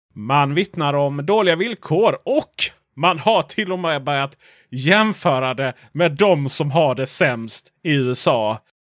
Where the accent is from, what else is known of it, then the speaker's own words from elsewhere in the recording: Sweden; vår fördom som svenskar